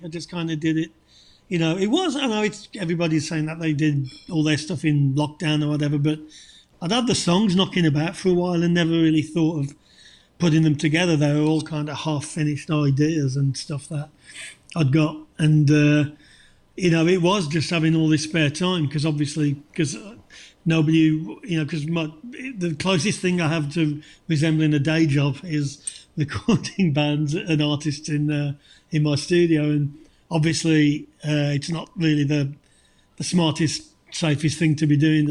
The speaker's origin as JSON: {"language": "English", "region": "England", "country": "United Kingdom", "tie": "born or raised there", "moved": "yes", "lives_now": "United States", "said": "growing up in England"}